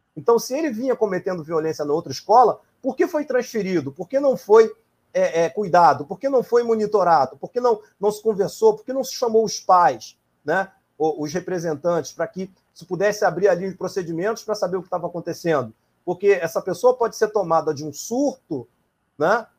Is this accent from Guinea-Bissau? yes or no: no; Brazil; como brasileiro